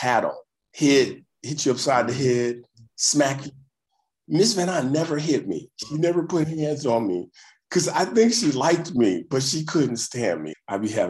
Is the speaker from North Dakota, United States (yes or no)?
no; Detroit, Michigan, United States; born or raised there